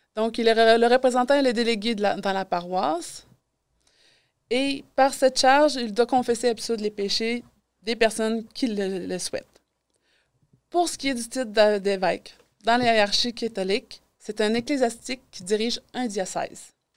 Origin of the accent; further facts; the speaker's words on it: Quebec City, Quebec, Canada; moved away as an adult; now in Amos, Canada; je suis originaire de Québec.